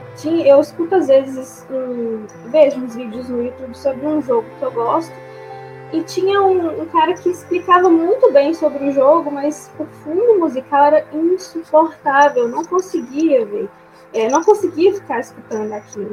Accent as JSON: {"language": "Portuguese", "town": "Belo Horizonte", "region": "Minas Gerais", "country": "Brazil", "said": "eu sou de Belo Horizonte"}